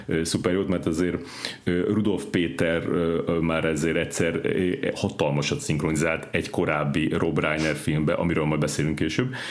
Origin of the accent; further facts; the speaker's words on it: Szeged, Csongrád-Csanád, Hungary; én Szegeden, ö, nőttem föl